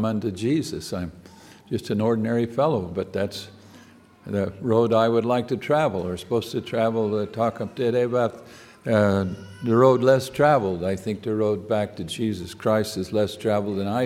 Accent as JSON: {"language": "English", "town": "American Fork", "region": "Utah", "country": "United States", "tie": "born or raised there", "said": "I grew up in American Fark, Utah"}